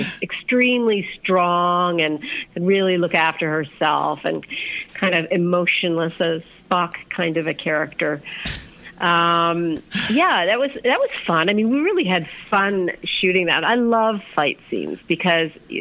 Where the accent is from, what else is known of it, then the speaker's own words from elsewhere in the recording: Edmonton, Alberta, Canada; moved away as an adult; also born or lived in London / United States; I grew up in Edmonton, Alberta, in Canada.